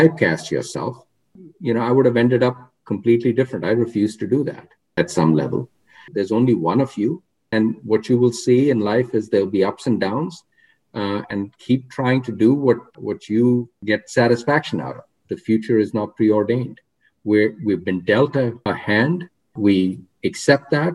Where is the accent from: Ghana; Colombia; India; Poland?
India; when I was growing up in India